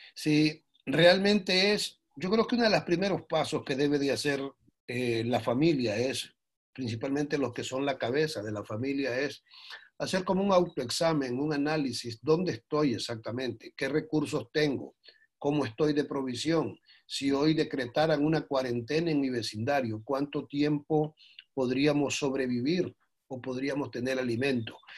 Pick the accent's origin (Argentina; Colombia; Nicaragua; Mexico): Nicaragua; como nicaragüenses